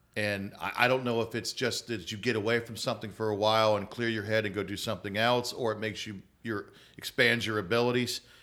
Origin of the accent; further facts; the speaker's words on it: Atlanta, Georgia, United States; moved away; I grew up in Atlanta, North Atlanta, in a suburb